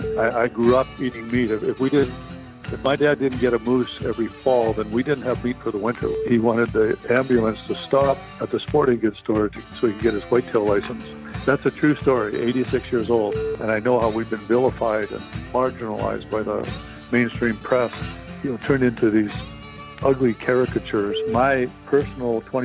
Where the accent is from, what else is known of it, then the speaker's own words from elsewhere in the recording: Saskatchewan, Canada; I grew up in Saskatchewan, Canada